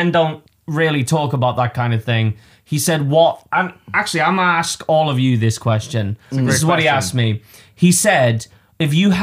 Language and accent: English; Liverpool, North West England, United Kingdom; moved away; I'm from Liverpool